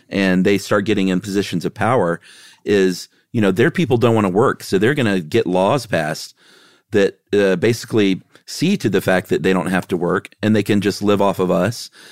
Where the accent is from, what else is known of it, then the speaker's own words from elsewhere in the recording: the South, United States; I'm from the South